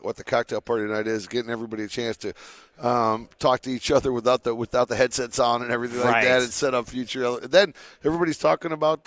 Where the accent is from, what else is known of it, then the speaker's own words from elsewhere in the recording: Michigan, United States; now in Las Vegas, United States; growing up in Michigan, I was accustomed to not seeing the sun from November to the end of March